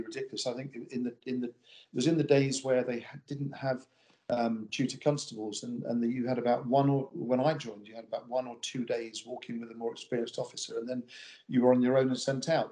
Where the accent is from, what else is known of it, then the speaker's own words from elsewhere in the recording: Pinner, London, United Kingdom; moved away as an adult; now in Kippen, United Kingdom; I grew up in um, Pinner, which is a suburb of London.